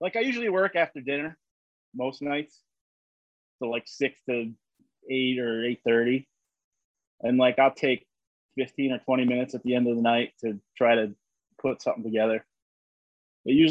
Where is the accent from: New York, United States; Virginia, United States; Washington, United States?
New York, United States; you say you're from New York and everyone, you know, assumes the city, but no. I'm in the country